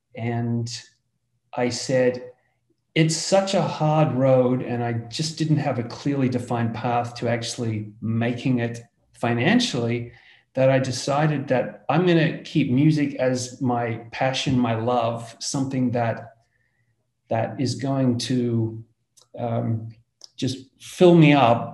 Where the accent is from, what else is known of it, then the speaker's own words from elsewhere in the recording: Australia; as you can hear from my accent, I come from Australia, down under